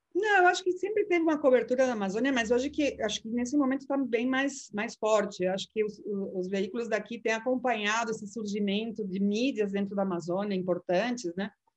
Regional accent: Peru; now in Brazil; sou do Peru

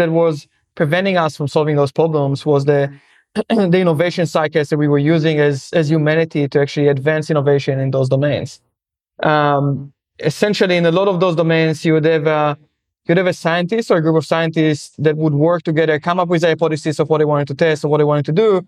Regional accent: Israel; moved away as an adult; I'm from Israel originally

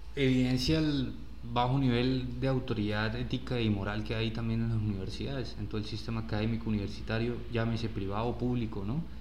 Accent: Colombia; estaremos eh, desafiados como sociedad colombiana

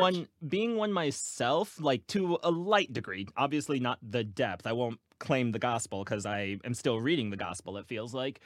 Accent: Virginia Beach, Virginia, United States; now in Cincinnati, United States; I'm originally from Virginia Beach

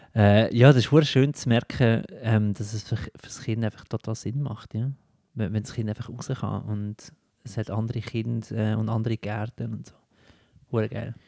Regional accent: Lucerne, Switzerland; now in Zurich, Switzerland; meiner Heimat Luzern

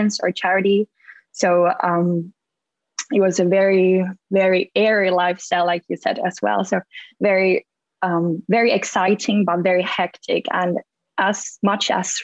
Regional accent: Finland; moved away as an adult; also born or lived in America; now in London, United Kingdom; I grew up in Finland

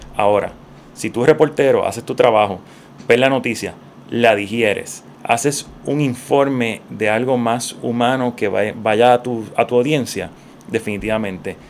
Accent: Puerto Rico; also born or lived in Santurce, San Juan; Yo me considero un, puertorriqueño típico

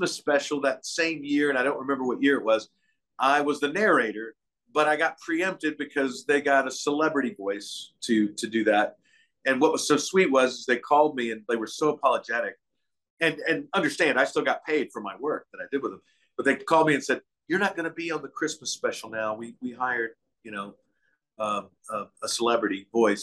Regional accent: Lexington, Kentucky, United States; now in Nashville, United States; I grew up in Lexington, Kentucky.

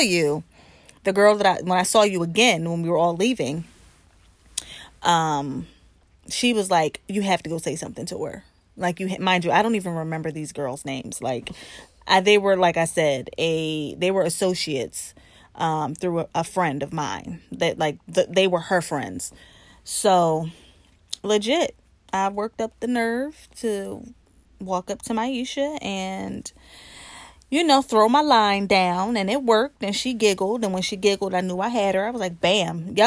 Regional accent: New Jersey, United States; now in Philadelphia, United States; I am from Jersey. Okay, I'm a Jersey girl

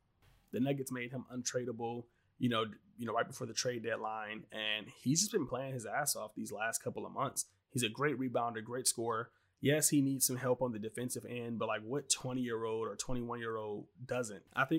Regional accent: Detroit, Michigan, United States; I just like the guy. I'm from Detroit.

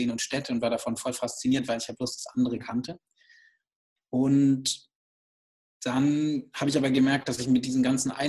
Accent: Baden-Württemberg, Germany; Also ich bin ähm, auf einem kleinen Hof aufgewachsen im Schwarzwald und kann sich das wirklich so vorstellen, einfach am Ende der Welt, äh, sogar ähm, im Schwarzwald am Ende eines Landkreises

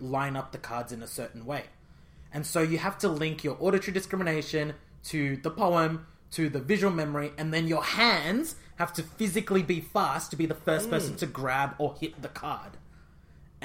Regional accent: India; I'm Indian

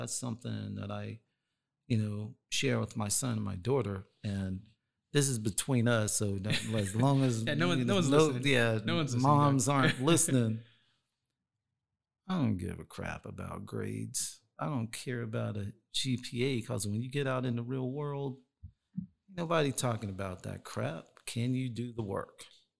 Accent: East Coast, United States; like, I'm from the East Coast, So I had to learn a different style of hip hop.

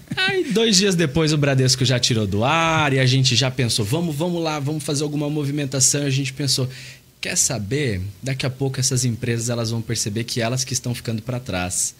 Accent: São Paulo, Brazil; moved away as an adult; now in Curitiba, Brazil; eu vim de São Paulo, mas atualmente eu moro em Curitiba há nove anos.

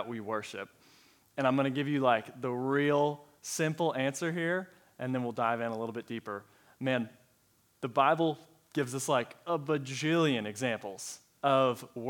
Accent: Colorado, United States; moved away as an adult; also born or lived in Texas; now in Allen, Texas, United States; I am originally from Colorado. It's my home state, born and raised there, and then moved down to Texas a couple years ago, and I have stayed

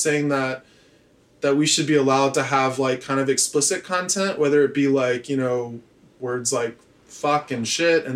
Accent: Memphis, Tennessee, United States; moved away as an adult; also born or lived in Chapel Hill, North Carolina / Provincetown, Massachusetts / New York; I grew up in Tennessee

